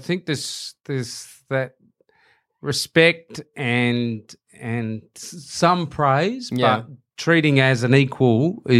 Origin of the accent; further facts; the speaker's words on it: Hurstbridge, Victoria, Australia; I went to Hurstbridge High.